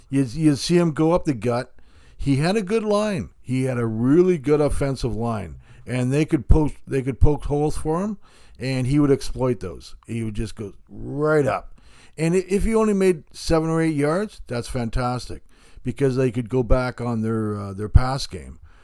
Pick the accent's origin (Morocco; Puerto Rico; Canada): Canada; Hamilton, Ontario; I grew up in Hamilton